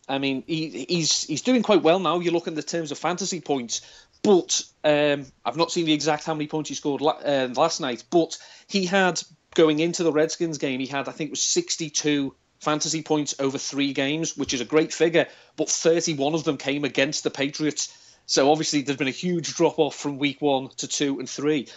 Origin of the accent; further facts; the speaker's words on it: Liverpool, North West England, United Kingdom; accent: Scouse; I'm from Liverpool, but I don't have the classic Scouse accent, as it were. But the further away from Liverpool I get, the more Scouse I sound.